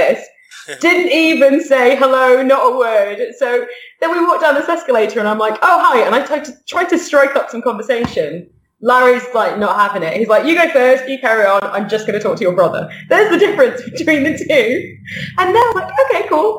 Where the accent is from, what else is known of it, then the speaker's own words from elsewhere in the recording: near Manchester, north of the UK, North West England, United Kingdom; moved away; also born or lived in Qatar; my brother and I are from this dinky little town in the UK, in the north of the UK, where no one's ever heard of it. And so we always say that we're from near Manchester.